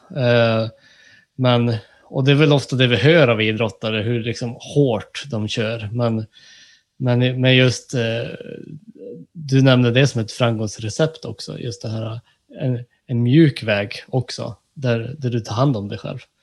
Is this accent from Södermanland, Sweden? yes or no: no; Norrbotten County, Sweden; Jag är ju från eh, ja, Norrbotten